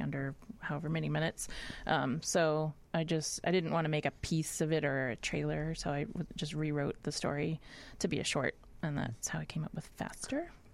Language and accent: English; Nashville, Tennessee, United States; moved away as an adult; also born or lived in Boston, Massachusetts; I grew up in Nashville, Tennessee